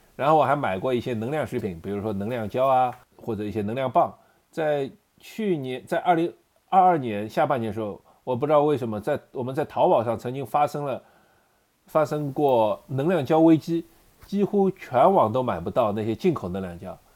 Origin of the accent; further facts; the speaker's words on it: China; 我们中国人